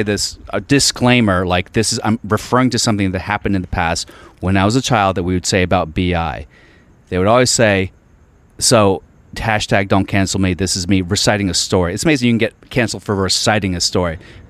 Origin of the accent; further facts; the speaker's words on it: Alexandria, Virginia, United States; moved away; No, I'm from Virginia.